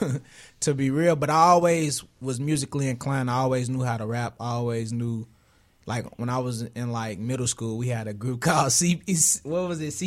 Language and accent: English; Chicago, Illinois, United States; Morgan Park area, one eleven.